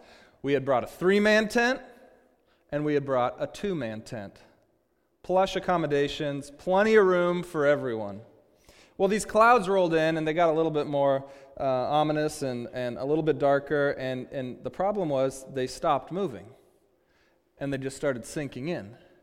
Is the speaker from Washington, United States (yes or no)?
yes; Seattle, Washington, United States; also born or lived in Dallas, United States; and I'm from Seattle, and when I wasn't in Seattle, I was living in Dallas. So we're talking lowlands, we're talking sea level